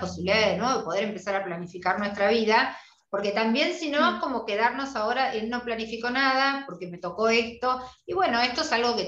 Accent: Argentina; somos las argentinas

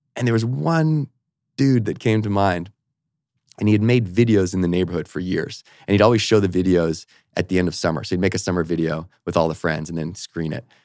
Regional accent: Victoria, British Columbia, Canada; I also had an academic scholarship to university in my hometown, so all my buddies were going to the U Vic where I grew up

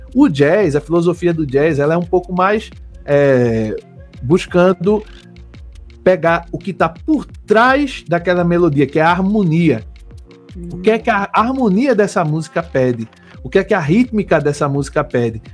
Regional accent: Olinda, Pernambuco, Brazil; also born or lived in Recife; sou pernambucano, nascido em Recife, criado em Olinda

